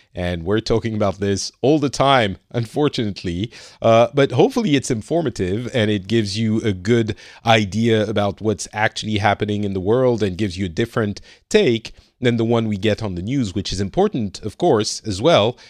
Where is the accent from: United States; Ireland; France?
France; now in Finland; I'm from France